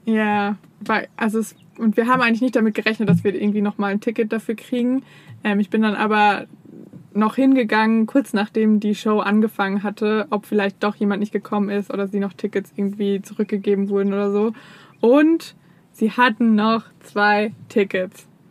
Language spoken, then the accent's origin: German; Germany; als Deutscher